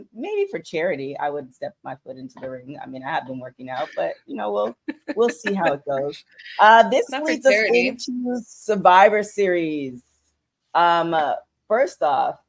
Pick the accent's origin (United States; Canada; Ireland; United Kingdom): Canada; I'm Canadian, so Thanksgiving is in October